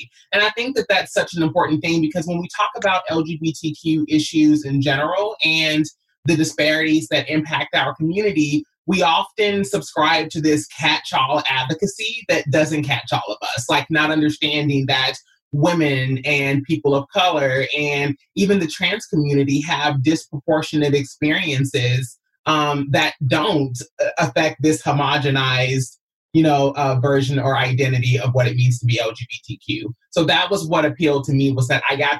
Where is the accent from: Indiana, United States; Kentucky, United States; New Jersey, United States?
Kentucky, United States; moved away as an adult; also born or lived in Los Angeles; I came from Kentucky at 19 years old